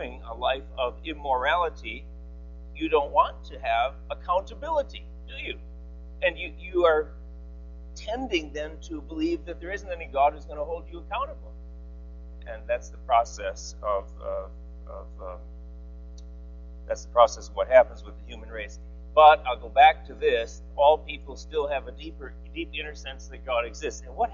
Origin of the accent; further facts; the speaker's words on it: Eau Claire, Wisconsin, United States; also born or lived in Boston; Eau Claire, Wisconsin, where I grew up